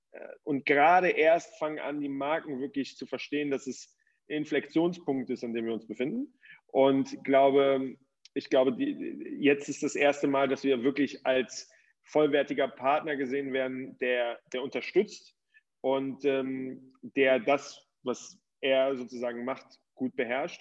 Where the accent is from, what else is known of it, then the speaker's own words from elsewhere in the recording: Cologne, North Rhine-Westphalia, Germany; moved away as an adult; now in Switzerland; Ich komme ursprünglich aus Köln und ähm, lebe in der Schweiz mittlerweile